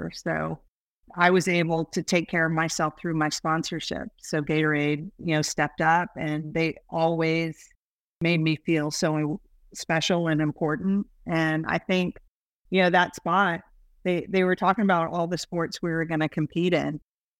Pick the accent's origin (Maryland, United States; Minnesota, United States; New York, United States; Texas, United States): Texas, United States; Okay, so I grew up mostly in Texas, and we lived on Randolph Air Force Base.